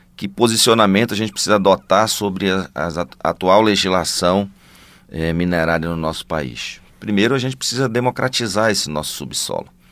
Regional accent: Parauapebas, Pará, Brazil; Eu venho de Parauapebas

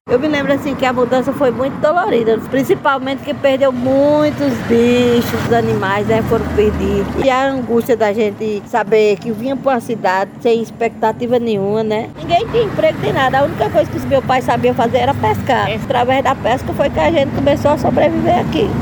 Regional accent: Remanso, Bahia, Brazil; Vim de Remanso Velho, nasci e me criei lá

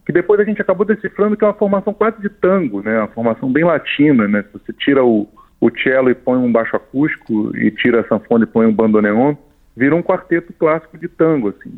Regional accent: Brazil; enquanto brasileiros

